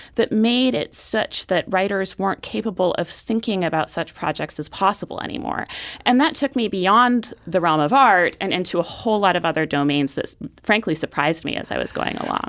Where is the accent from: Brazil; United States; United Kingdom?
United States; Portland; growing up in Portland was wonderful.